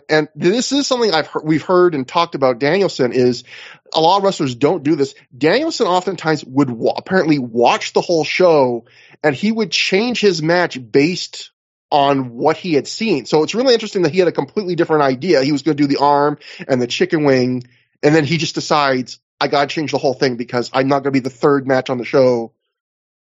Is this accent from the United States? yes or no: no; Canada; I'm a Canadian